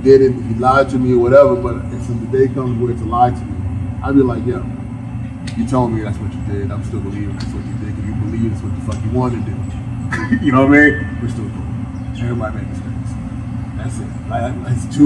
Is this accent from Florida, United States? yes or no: no; New York City, New York, United States; I'm from Brooklyn, New York